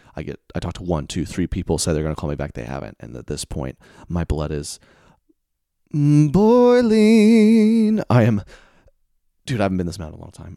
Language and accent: English; the South, United States; I'm from the South